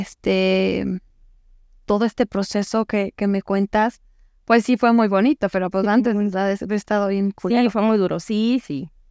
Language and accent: Spanish; Yurécuaro, Michoacán, Mexico; Michoacán. Soy de Yurecuero, Michoacán.